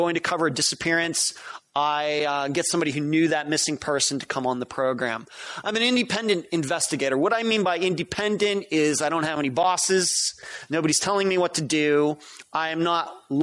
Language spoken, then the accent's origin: English; Pittsburgh, Pennsylvania, United States; also born or lived in Las Vegas; now in Tampa, United States; I'm originally from Pennsylvania. I grew up in the Pittsburgh area